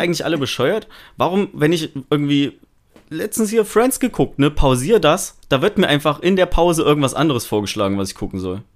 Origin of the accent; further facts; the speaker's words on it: Thuringia, Germany; ich komme ja aus Thüringen